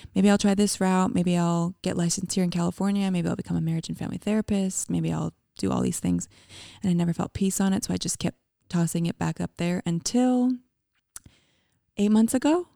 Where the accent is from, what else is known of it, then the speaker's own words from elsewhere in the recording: Calgary, Alberta, Canada; moved away as an adult; now in United States; I'm from Canada. I grew up in a city called Calgary, Alberta